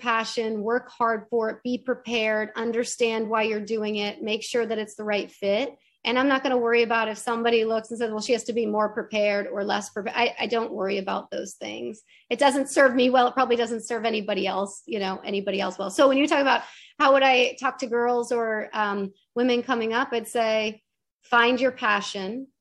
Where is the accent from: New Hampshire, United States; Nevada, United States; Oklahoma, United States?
New Hampshire, United States; moved away; where I grew up in New Hampshire